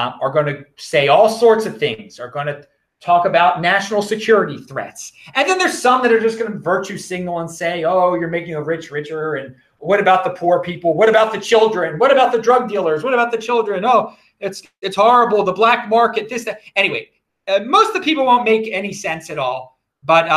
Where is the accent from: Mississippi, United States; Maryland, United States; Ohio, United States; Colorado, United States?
Maryland, United States; Baltimore County; when a white person says they're born and raised in Baltimore, Maryland – of a certain age, they mean they were raised in the county, and that's me